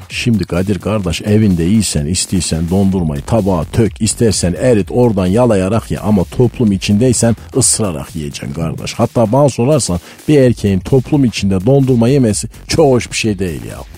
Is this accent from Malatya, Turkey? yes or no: yes; Malatya, Turkey; Ben Malatyalıyım